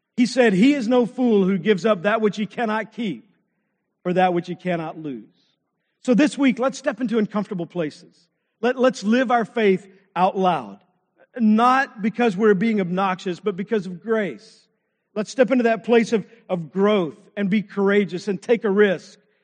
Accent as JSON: {"language": "English", "region": "Texas", "country": "United States", "tie": "born or raised there", "said": "I grew up in Texas, played football"}